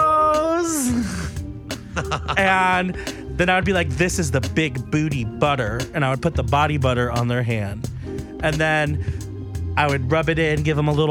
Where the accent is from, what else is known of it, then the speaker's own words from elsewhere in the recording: Miami, Florida, United States; I'm from Miami.